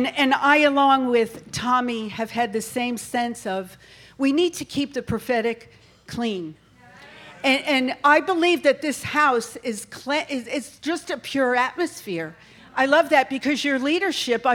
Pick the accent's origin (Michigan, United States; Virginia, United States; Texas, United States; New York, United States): New York, United States; now in North Carolina, United States; I'm really from New York